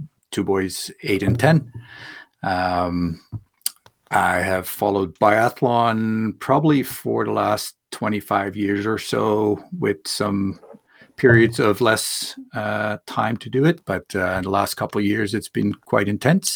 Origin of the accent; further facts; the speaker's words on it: Netherlands; moved away; I grew up in Holland.